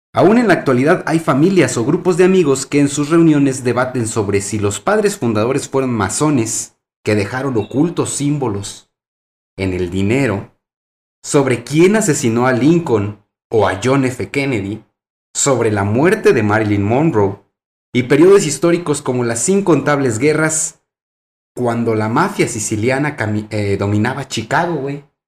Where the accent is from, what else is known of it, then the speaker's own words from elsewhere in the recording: Mexico; aquí en nuestro país, México